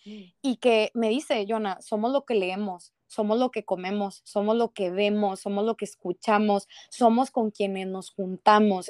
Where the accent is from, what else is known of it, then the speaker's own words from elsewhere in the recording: Monterrey, Nuevo León, Mexico; buen regio